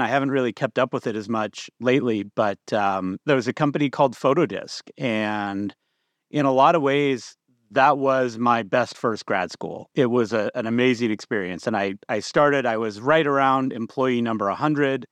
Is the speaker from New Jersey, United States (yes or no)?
no; Bakersfield, California, United States; moved away as an adult; also born or lived in Boston / Seattle; I grew up in California.